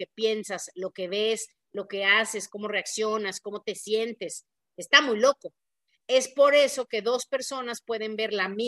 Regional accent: Mexico; Pues yo soy mujer, soy mexicana, soy hija de tal y cual, me tal cosa, eh, soy católica, soy así, ¿no?

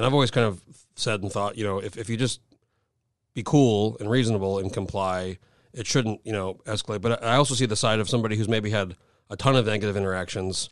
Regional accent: New Mexico, United States; moved away as an adult; now in Alaska, United States; I grew up in New Mexico, moved moved here in 04

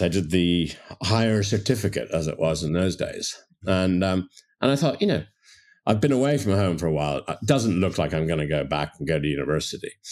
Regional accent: Toronto, Ontario, Canada; moved away; also born or lived in London / Dublin; I grew up in Toronto

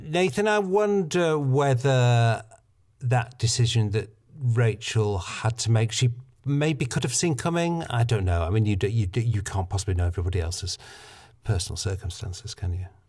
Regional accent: United Kingdom; I'm British

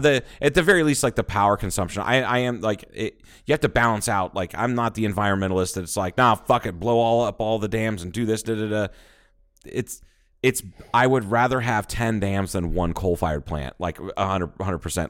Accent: Midwest, United States; now in Arizona, United States; I'm fat and I'm from the Midwest

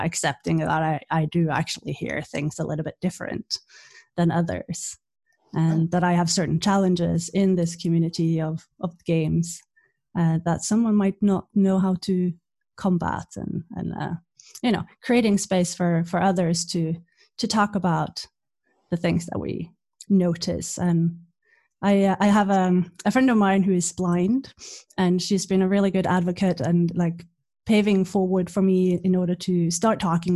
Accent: Norway; moved away as an adult; also born or lived in Wales / Belfast, Northern Ireland; now in Finland; I'm from Norway. I live in Finland.

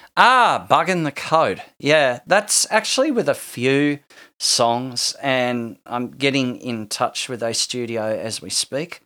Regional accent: Hobart, Tasmania, Australia; I'm from Tasmania

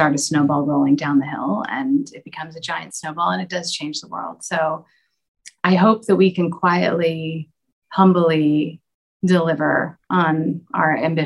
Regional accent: United States; moved away; my home country in the States

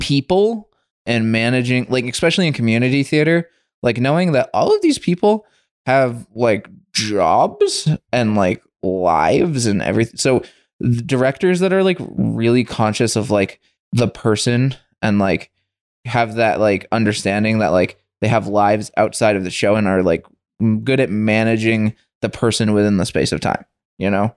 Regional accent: Windham, United States; moved away as an adult; I grew up in Wyndham, so that's kind of my home base until we moved out here

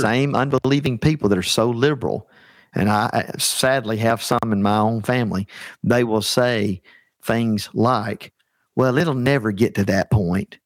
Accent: Alabama, United States; I'm from the heart of Dixie. I'm from Alabama.

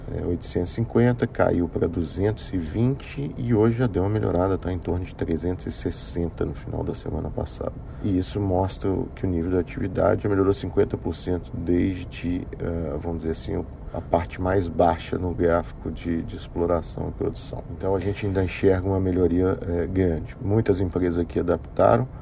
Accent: Brazil; moved away as an adult; also born or lived in Rio de Janeiro, Brazil; now in Houston, United States; sou brasileiro que trabalhava no Rio, no setor de petróleo e gás, e fui expatriado aqui para Houston

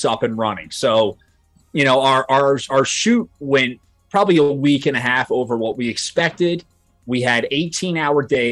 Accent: Point Pleasant Beach, New Jersey, United States; I'm from Point Pleasant Beach

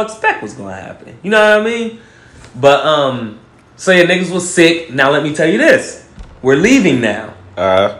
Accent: Ohio, United States; I'm from Ohio.

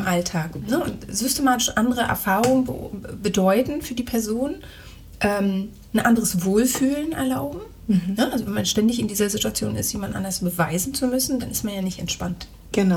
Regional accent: Germany; moved away; ich ja Kartoffel bin

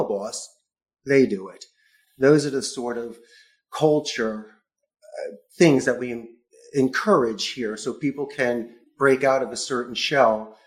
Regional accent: Philadelphia, Pennsylvania, United States; now in Costa Rica; I am from Philadelphia, and Spanish is my second language

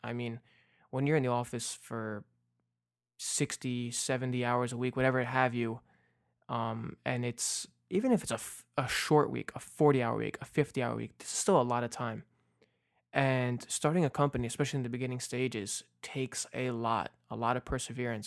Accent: New Jersey, United States; also born or lived in New York; my first, uh, Little League game out here in Jersey, 'cause I was born in New York, and when we moved to Jersey

